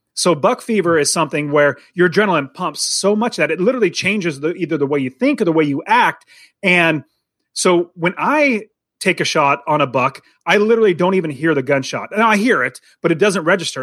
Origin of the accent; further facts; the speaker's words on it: United States; I grew up in America. I'm an American